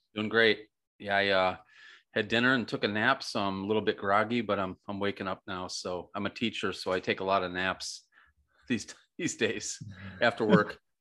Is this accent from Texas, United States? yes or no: no; Western New York, United States; moved away; also born or lived in Michigan / Florida; I grew up trout fishing in Western New York and Michigan